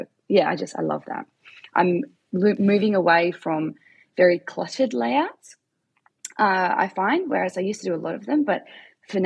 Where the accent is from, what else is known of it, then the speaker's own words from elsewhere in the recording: Perth, Western Australia, Australia; also born or lived in South Africa; I am from Perth in Australia